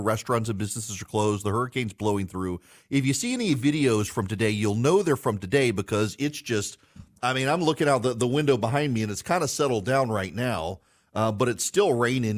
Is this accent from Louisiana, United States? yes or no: yes; South Louisiana, United States; now in Georgia, United States; My parents live in South Louisiana. I, I'm, I'm from there. I live in middle Georgia now.